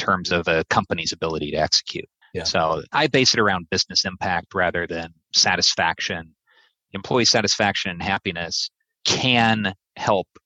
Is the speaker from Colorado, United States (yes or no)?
no; East Peoria, Illinois, United States; growing up in East Peoria, Illinois, headquarters at the time of Caterpillar